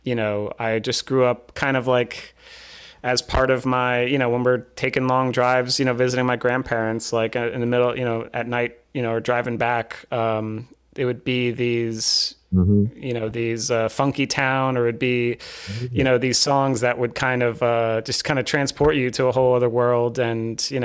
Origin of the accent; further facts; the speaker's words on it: Long Island, New York, United States; moved away as an adult; also born or lived in Pennsylvania; now in California, United States; I'm from Long Island, and I went to school out in Pennsylvania